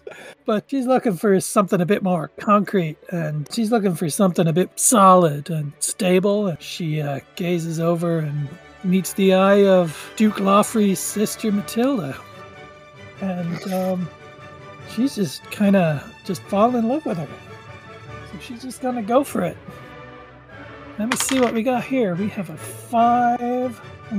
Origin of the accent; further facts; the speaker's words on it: Dublin, Leinster, Ireland; I have a 6, but I'm also from Dublin.